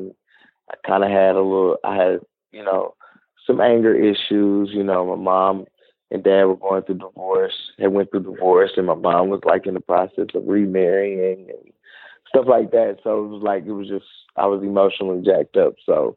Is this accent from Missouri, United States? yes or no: yes; Kansas City, Missouri, United States; I'm originally from Kansas City, Missouri